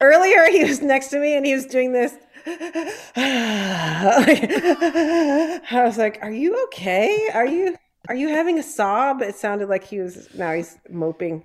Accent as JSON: {"language": "English", "town": "Detroit", "region": "Michigan", "country": "United States", "said": "of Detroit, from Down River"}